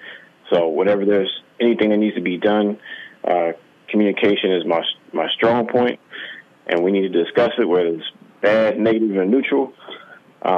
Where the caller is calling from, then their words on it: South Carolina, United States; Calling from South Carolina.